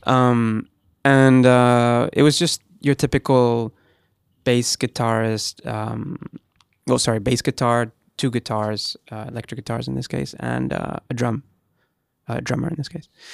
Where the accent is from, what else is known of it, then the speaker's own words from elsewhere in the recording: Gran Canaria, Canary Islands, Spain; moved away; I'm from Spain, um, I lived in Gran Canaria